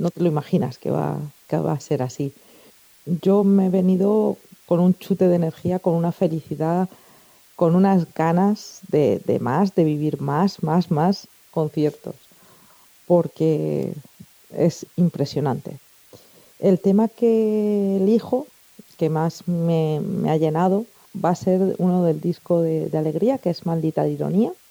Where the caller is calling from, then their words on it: Elche, Valencian Community, Spain; Hola Manolo